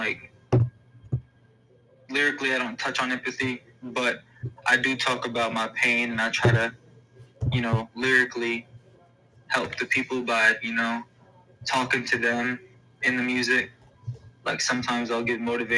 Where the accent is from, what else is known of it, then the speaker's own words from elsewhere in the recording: Texas, United States; now in Indianapolis, United States; I'm originally from Texas, born and raised, but now I'm living in Indy right now, Indiana